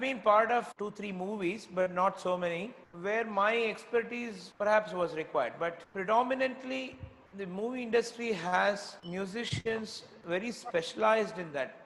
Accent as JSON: {"language": "English", "town": "Bangalore", "region": "Karnataka", "country": "India", "tie": "born or raised there", "also_born_or_lived": "Tirunelveli, Tamil Nadu", "moved": "yes", "lives_now": "Chennai, India", "said": "Though I was a Tamilian from Tirunelveli, but I grew up in Karnataka, so I was considered an outsider, so to say, from Bangalore"}